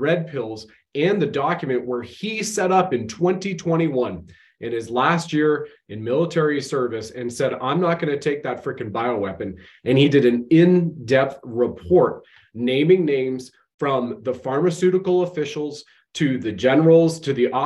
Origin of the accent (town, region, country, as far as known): Canada